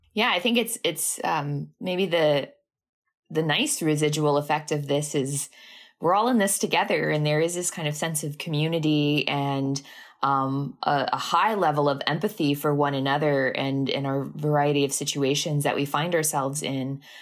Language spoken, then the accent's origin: English; Miami, Florida, United States; I'm born and raised in Miami, Florida